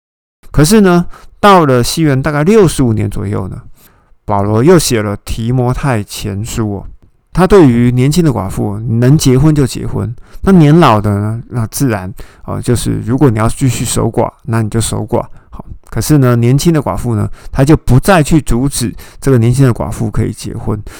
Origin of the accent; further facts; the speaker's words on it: Taiwan; 那当然，我们台湾人会心里面会想说，嗯，啊，你谁啊？